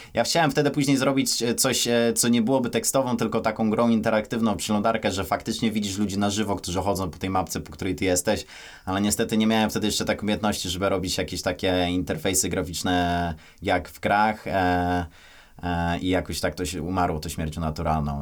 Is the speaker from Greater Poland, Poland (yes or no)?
yes; Kościan, Greater Poland, Poland; urodzony w takiej miejscowości Kościan, niedaleko Poznania